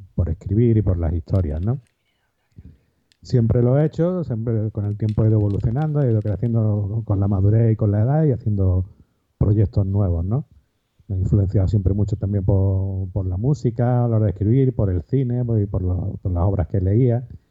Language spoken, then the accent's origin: Spanish; Málaga, Andalusia, Spain; soy un escritor malagueño, aquí de, una ciudad al, sur de, España